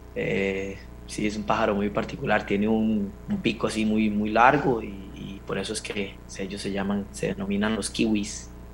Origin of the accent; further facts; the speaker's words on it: Costa Rica; moved away as an adult; now in New Zealand; soy un fiebre de la CL y, del país de uno.